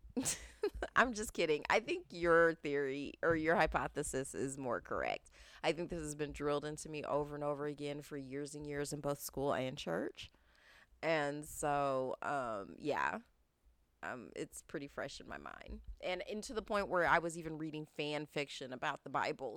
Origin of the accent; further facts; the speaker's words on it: United States; being American